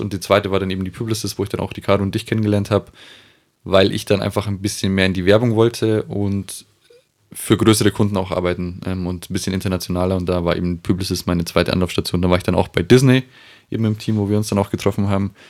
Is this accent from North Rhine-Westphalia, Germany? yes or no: no; Aichach, Bavaria, Germany; moved away; Wir sind ursprünglich aus Eichach.